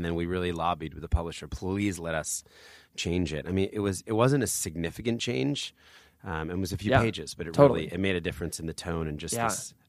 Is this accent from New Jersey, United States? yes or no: yes; New Jersey, United States; also born or lived in Philadelphia; I always say I was born in Philadelphia, but now I've just fully embraced New Jersey.